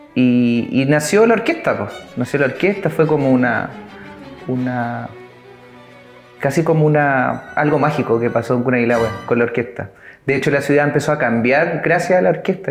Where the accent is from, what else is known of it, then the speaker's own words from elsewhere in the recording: Curanilahue, Biobío, Chile; moved away; yo inicié a los 11 años en la, ciudad de Curanilagua, soy oriundo de allá, eh, nací en Curanilagua, mis padres son de allá, siguen viviendo allá.